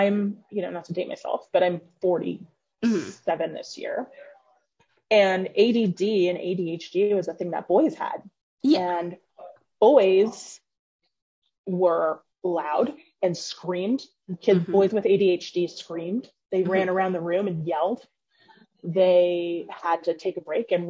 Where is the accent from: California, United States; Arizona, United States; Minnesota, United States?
Arizona, United States; Phoenix; also born or lived in Omaha, Nebraska; I grew up here in Phoenix